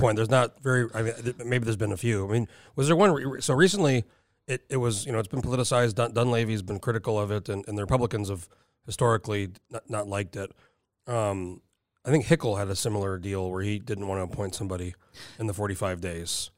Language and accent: English; New Mexico, United States; moved away as an adult; also born or lived in San Diego, California; now in Alaska, United States; So I spent my whole, up until I was nineteen when I moved to Alaska, New Mexico.